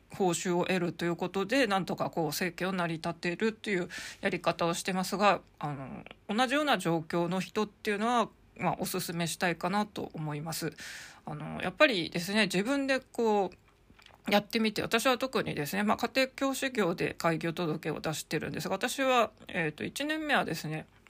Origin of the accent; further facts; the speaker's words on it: Hokkaido, Japan; now in Tokyo, Japan; 北海道生まれ